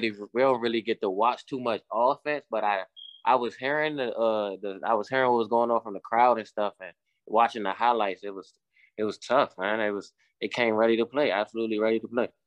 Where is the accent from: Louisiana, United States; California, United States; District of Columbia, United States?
District of Columbia, United States; Washington; moved away as an adult; now in West Virginia, United States; I'm from Washington, D C